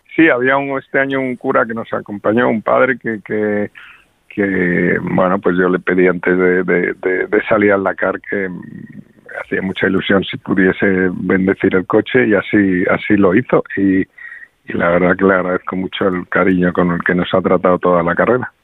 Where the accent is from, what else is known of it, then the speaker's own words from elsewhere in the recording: Madrid, Community of Madrid, Spain; como madrileño